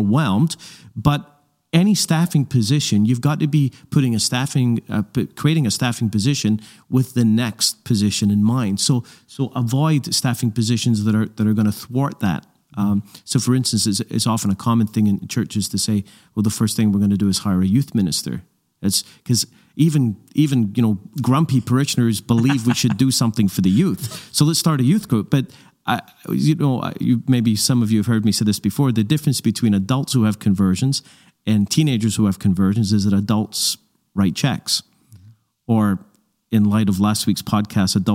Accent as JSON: {"language": "English", "town": "Glasgow", "region": "Scotland", "country": "United Kingdom", "tie": "born or raised there", "said": "I grew up in Glasgow, Scotland"}